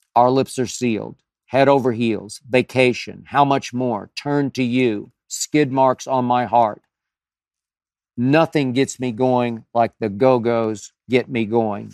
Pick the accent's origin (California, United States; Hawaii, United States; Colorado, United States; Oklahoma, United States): Oklahoma, United States; Oklahoma City; moved away; in my hometown of Oklahoma City